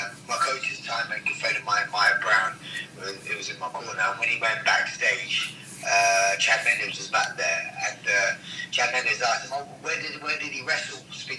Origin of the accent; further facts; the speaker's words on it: England, United Kingdom; In England, my sports growing up was cricket and football.